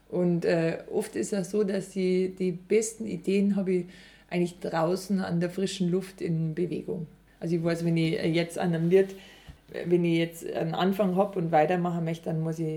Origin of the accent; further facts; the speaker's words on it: Überacker, Bavaria, Germany; now in Altomünster, Germany; ich bin äh, Musikkabarettistin und ich komme aus Überacker, jetzt wohne ich in Altomünster.